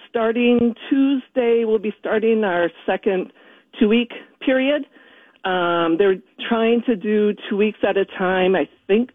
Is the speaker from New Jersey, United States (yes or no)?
no; Minneapolis, Minnesota, United States; moved away as an adult; also born or lived in Burgundy, France; now in France; I'm from Minneapolis originally